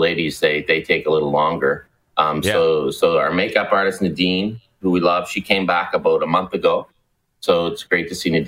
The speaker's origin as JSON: {"language": "English", "region": "Nova Scotia", "country": "Canada", "tie": "born or raised there", "said": "Grew up a massive Habs fan."}